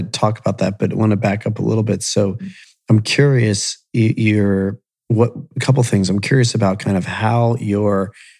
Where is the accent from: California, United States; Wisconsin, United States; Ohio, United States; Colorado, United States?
Ohio, United States; Columbus and Akron; I grew up in Columbus and Akron.